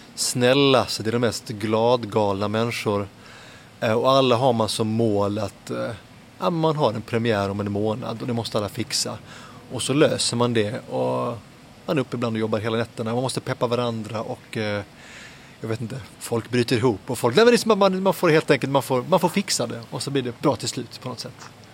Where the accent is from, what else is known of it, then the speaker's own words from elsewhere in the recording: Helsingborg, Skåne, Sweden; moved away as an adult; also born or lived in Södertälje; now in Lund, Sweden; jag föddes i Södertälje och växte upp eh, lite grann där och så mycket i Helsingborg faktiskt